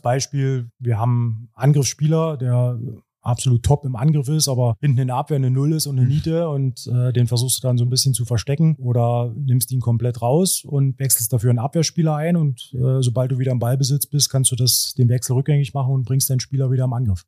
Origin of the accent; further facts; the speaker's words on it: Cottbus, Brandenburg, Germany; moved away as an adult; also born or lived in Hoyerswerda / Erzgebirge; now in Aue, Germany; bin in Hoyerswerda geboren, bin in Cottbus groß geworden, habe dort Handball gespielt